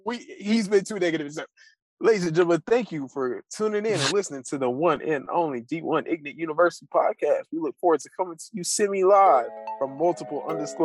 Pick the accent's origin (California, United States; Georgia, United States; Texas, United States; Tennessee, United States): Texas, United States; I'm from Texas.